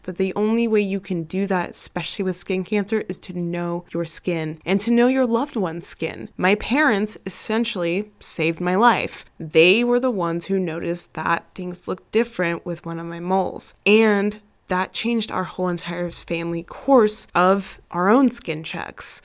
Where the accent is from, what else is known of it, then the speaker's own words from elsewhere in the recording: Arizona, United States; I grew up in Arizona, the devil's armpit when it comes to heat and sunshiny days